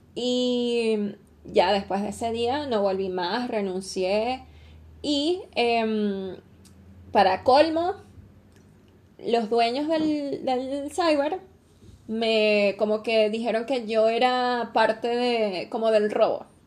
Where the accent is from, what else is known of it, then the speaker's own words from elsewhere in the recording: Venezuela; now in Chile; como venezolana no estoy acostumbrada a los temblores todavía